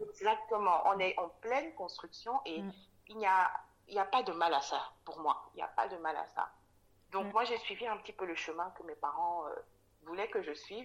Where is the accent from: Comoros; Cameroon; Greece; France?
Cameroon; moved away as an adult; also born or lived in Dakar, Senegal; je suis née euh, et j'ai grandi au Cameroun. J'ai quitté le Cameroun après mon bac à, 19 ans